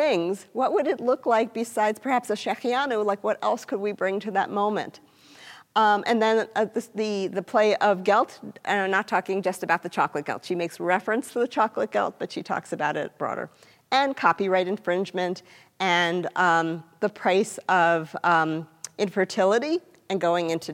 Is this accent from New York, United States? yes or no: yes; New York, United States; I'm from New York